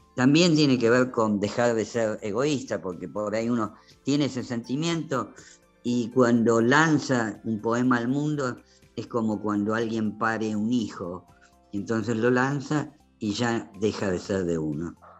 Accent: Argentina

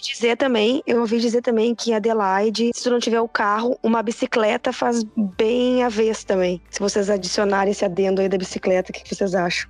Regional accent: Porto Alegre, Rio Grande do Sul, Brazil; moved away as an adult; now in Sydney, Australia; eu venho de Porto Alegre

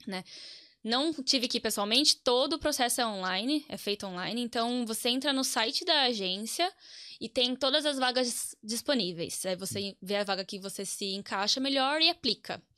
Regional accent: Piracicaba, São Paulo, Brazil; accent: caipira; Eu sou nascida em São Paulo, mas moro em Piracicaba, que é interior, desde os meus cinco anos. Então já hum. sou caipira

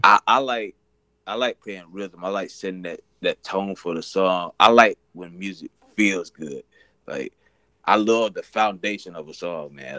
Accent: Frisco City, Alabama, United States; I'm from Frisco City, Alabama

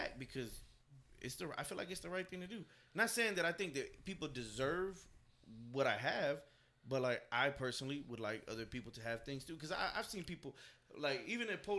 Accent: Dallas, Texas, United States; I'm from Oak Cliff. Right. You know, we're living in West Dallas for a while.

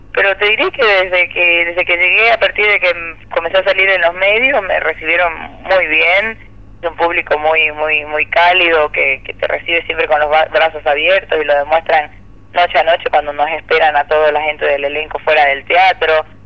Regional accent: Ecuador; moved away as an adult; also born or lived in United States; now in Argentina; yo soy ecuatoriana

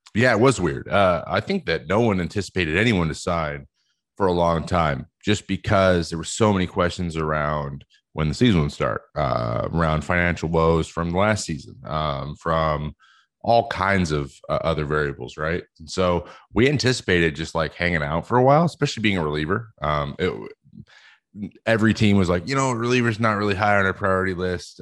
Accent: West Coast, United States; I'm from the West Coast

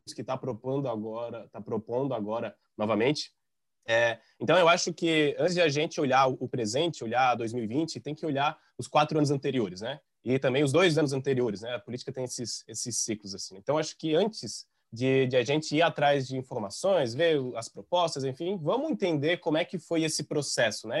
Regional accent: São João Batista, Santa Catarina, Brazil; now in Florianópolis, Brazil; Eu não sou natural de Florianópolis, eu sou natural de São João Batista

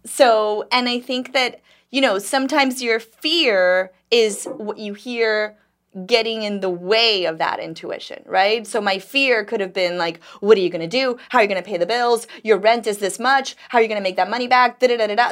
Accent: Dominican Republic; also born or lived in New York; now in Miami, United States; I grew up in Dominican Republic

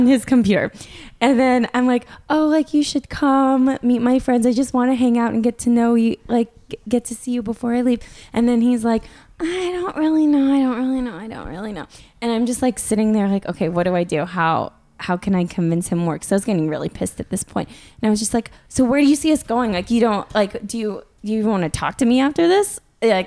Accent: Northern California, United States; now in New York, United States; I'm from NorCal

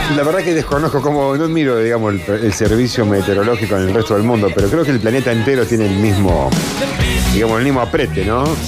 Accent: Esperanza, Santa Fe, Argentina; yo de chiquito lo hice, en Esperanza no pasaba nada

